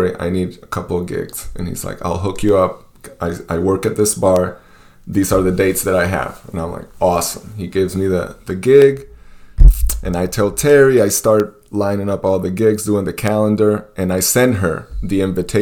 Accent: Venezuela; moved away; also born or lived in East Peoria, Illinois; well, Venezuela

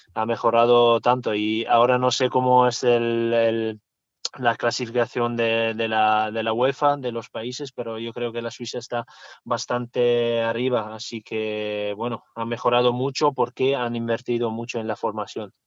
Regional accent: Italy; Spanish is a second language; also born or lived in Switzerland; now in Zaragoza, Spain; como italiano

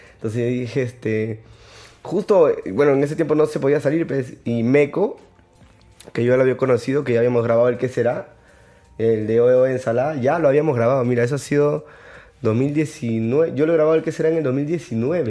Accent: Lima, Peru; also born or lived in Chincha, Peru; Yo nací en Chincha y al año me vine a vivir acá. Porque mi papá consiguió un trabajo acá y ya nos vinimos para acá. Pero donde vaya me preguntan, yo soy chinchano. He vivido toda mi vida aquí en Lima, pero yo soy chinchano.

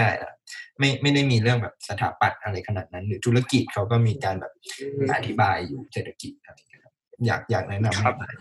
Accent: Thailand

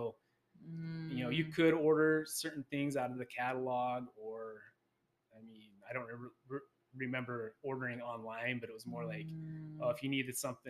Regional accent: Utah, United States; I was born and raised in Utah. I grew up in a really small town

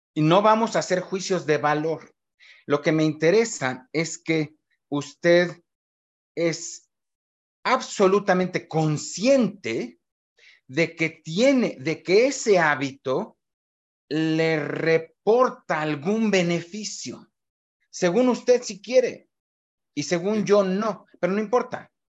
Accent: Mexico; somos los mexicanos

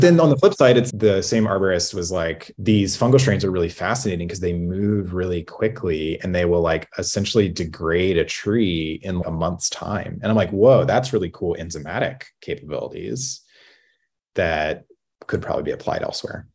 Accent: Louisiana, United States; I grew up in Louisiana where the curriculum did not include synthetic biology

